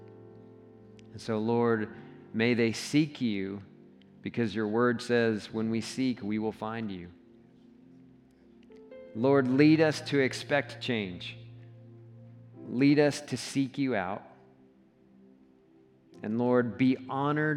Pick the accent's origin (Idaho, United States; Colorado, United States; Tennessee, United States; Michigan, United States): Colorado, United States; I'm from Colorado, I'm not from Texas.